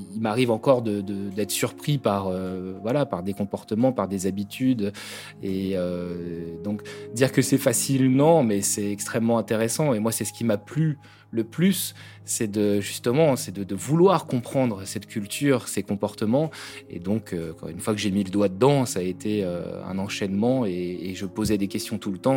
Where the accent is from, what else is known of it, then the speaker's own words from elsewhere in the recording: Brittany, France; now in Kathmandu, Nepal; je suis breton